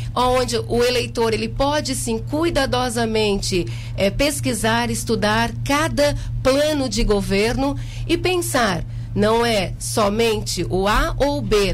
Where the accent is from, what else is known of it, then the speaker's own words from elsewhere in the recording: Jaguaruna, Santa Catarina, Brazil; eu nasci em Jaguaruna, no Hospital de Caridade, né? Há 43 anos.